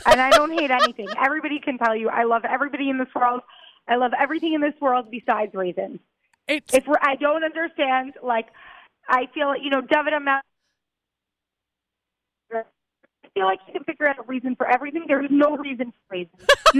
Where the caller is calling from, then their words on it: Israel; I'm calling from Israel, so it gets shaky sometimes.